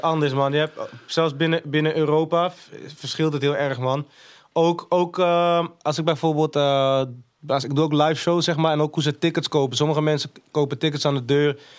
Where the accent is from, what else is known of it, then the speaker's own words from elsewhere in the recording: Amsterdam, North Holland, Netherlands; also born or lived in Maastricht; Ben ik vanuit Maastricht naar Holendrecht verhuisd. Ben ik daar opgegroeid